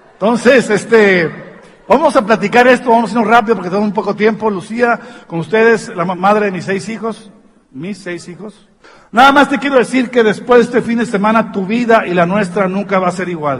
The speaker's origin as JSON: {"language": "Spanish", "town": "Tijuana", "region": "Baja California", "country": "Mexico", "said": "soy de Tijuana"}